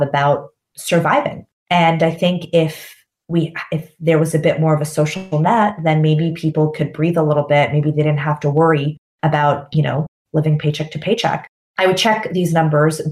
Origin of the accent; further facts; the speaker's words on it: Canada; moved away; when I lived in North America, I grew up in Canada, I'm Canadian.